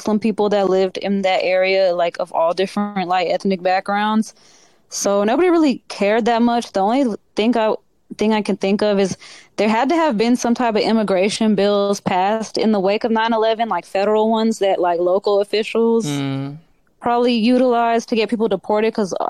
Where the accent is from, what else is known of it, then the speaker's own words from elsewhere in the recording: a little bit south of Atlanta, Georgia, United States; I grew up a little bit south of Atlanta.